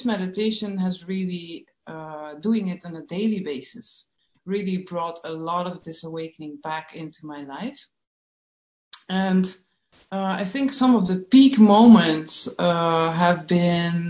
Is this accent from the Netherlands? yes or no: yes; Netherlands; growing up in Holland in a very, very small village in a farm, with all the Dutch things that come with it